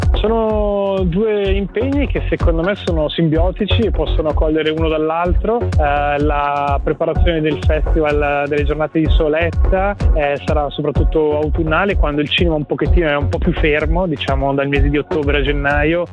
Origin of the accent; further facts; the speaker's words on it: Ticino, Switzerland; come svizzero italiano, come ticinese